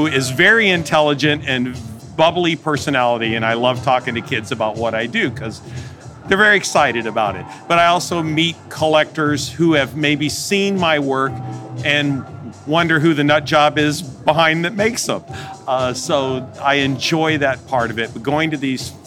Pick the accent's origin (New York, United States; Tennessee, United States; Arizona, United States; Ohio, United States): Tennessee, United States; Chattanooga; also born or lived in Santa Fe, New Mexico; I am from Chattanooga, Tennessee